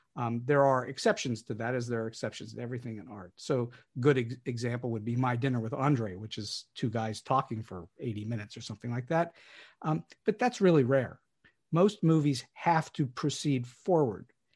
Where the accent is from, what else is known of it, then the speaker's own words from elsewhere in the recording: Pittsburgh, Pennsylvania, United States; moved away as an adult; also born or lived in Los Angeles; here in Pittsburgh, which is my hometown, though I spent many years not here